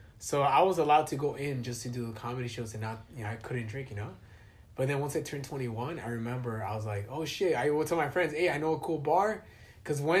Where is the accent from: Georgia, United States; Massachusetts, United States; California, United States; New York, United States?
California, United States; Alhambra; also born or lived in Monterey Park; I grew up in Alhambra, Monterey Park